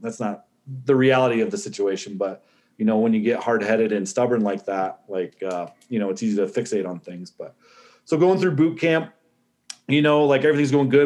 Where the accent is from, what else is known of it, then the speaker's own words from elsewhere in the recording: Northwest Ohio, United States; also born or lived in Central Arizona; now in Verde Valley, Arizona, United States; I was born in Northwest Ohio. Growing up, I split time growing up in Ohio and Central Arizona.